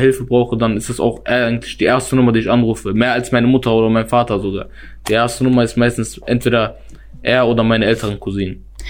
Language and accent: German; Germany; ich komme aus Wellheim.